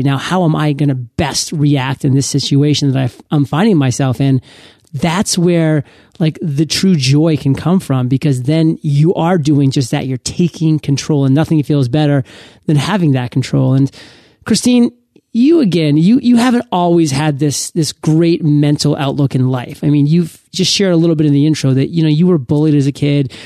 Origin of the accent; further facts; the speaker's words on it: Maine, United States; moved away; I went back home to my home state in Maine